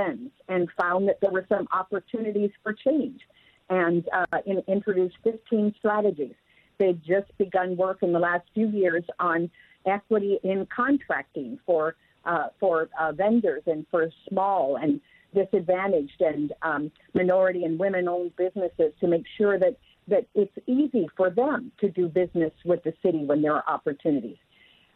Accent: Renton, Washington, United States; I've had a chance to work in my hometown

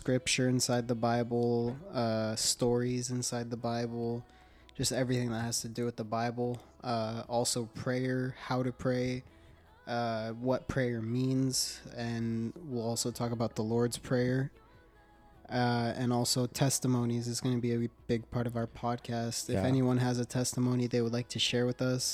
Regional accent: Phoenix, Arizona, United States; I was born here in Phoenix, Arizona

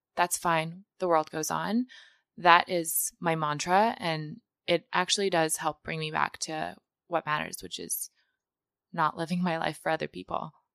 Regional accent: Mongolia; moved away; I grew up in Mongolia, which is a developing country

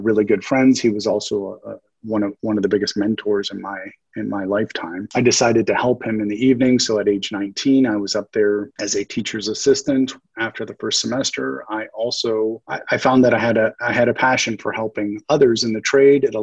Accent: Las Vegas, Nevada, United States; in my earlier years growing up in Las Vegas, I was like any other typical teenage

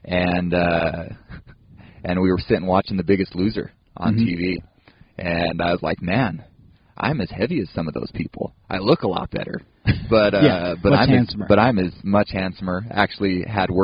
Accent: West Valley City, Utah, United States; I grew up in West Valley City. Went to Hunter High there

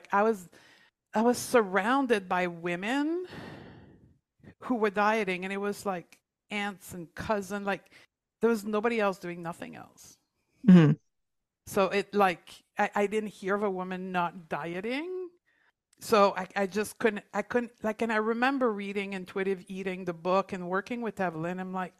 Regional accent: Canada; And then I closed my clinic in Toronto. We're both from Canada.

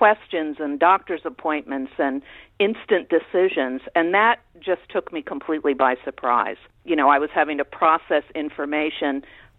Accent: Orlando, Florida, United States; moved away as an adult; also born or lived in Tampa, Florida / Los Angeles, California; I grew up in Orlando before Disney came to town

